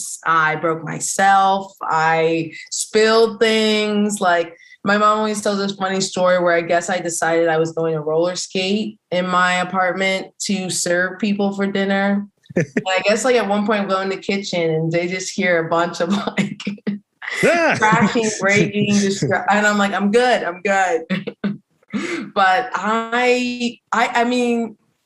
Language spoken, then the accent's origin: English; Philadelphia, Pennsylvania, United States; moved away as an adult; now in Washington, D.C., United States; I'm from the Philly area